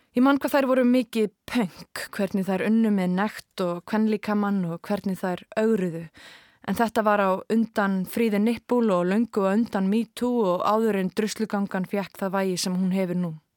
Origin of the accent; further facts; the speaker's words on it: Kópavogur, Capital Region, Iceland; Við sem ólumst upp í Hamraborginni í kringum aldamótin